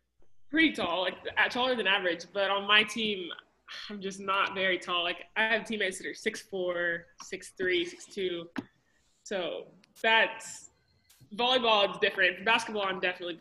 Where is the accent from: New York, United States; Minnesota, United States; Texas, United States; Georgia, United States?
Texas, United States; Grand Prairie; also born or lived in Austin, Texas; I'm from Grand Prairie, Texas. It's pretty much Dallas.